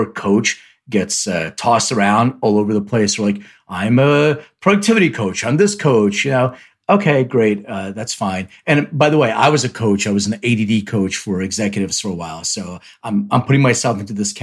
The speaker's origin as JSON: {"language": "English", "town": "Philadelphia", "region": "Pennsylvania", "country": "United States", "moved": "yes", "lives_now": "Los Angeles, United States", "said": "I'm originally from Philly, but I live in LA."}